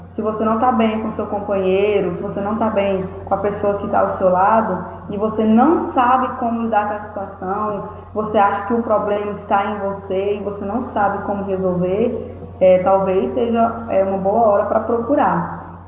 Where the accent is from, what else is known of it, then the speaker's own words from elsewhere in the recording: Formosa, Goiás, Brazil; eu sou de Formosa, do estado de Goiás, aqui do ladinho de Brasília